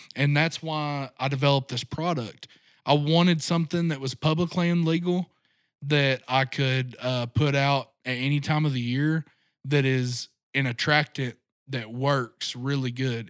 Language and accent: English; Rogers, Arkansas, United States; grew up right here in Northwest Arkansas. Uh, my dad grew up in South Arkansas, but we moved up here when I was a year old. So, my entire growing up has been right here, uh, Rogers area